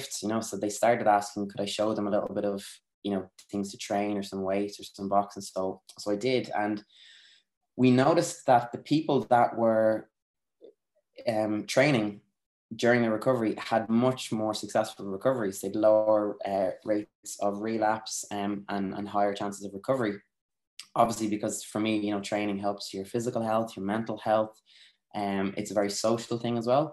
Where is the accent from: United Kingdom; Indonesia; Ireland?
Ireland; Naas, Leinster; I lived in a housing estate growing up in Nace